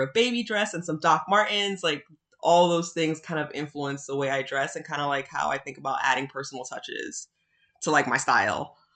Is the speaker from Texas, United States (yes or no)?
no; New York City, New York, United States; I'm like originally from the South Bronx